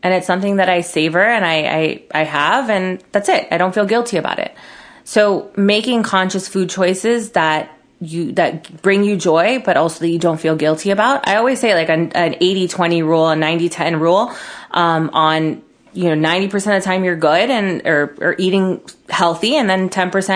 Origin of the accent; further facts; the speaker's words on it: Miami, Florida, United States; Growing up in Miami